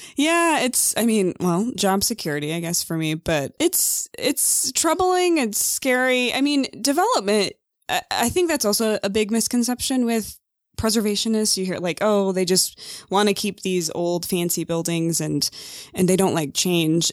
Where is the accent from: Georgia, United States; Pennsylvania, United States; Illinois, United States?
Illinois, United States; Mendota; moved away as an adult; I'm from Illinois